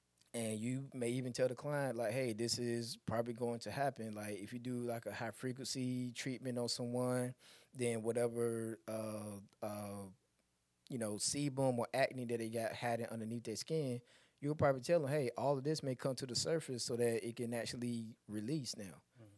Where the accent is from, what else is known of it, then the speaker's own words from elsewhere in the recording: Elizabeth City, North Carolina, United States; I'm from Elizabeth City, North Carolina, but my daughter lives in Charlotte.